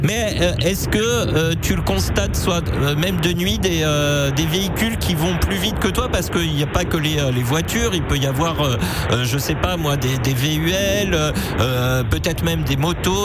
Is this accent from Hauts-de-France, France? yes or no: yes; the Nord, Hauts-de-France, France; comme on dit chez moi dans le Nord